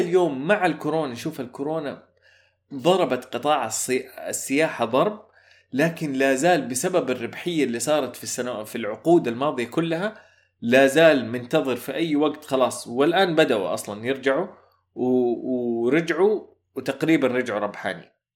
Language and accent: Arabic; Saudi Arabia